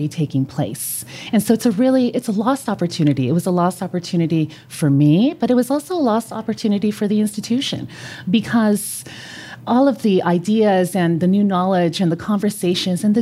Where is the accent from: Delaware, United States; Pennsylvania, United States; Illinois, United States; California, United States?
California, United States; first language Spanish; English is a second language; also born or lived in Colombia; I'm originally from California.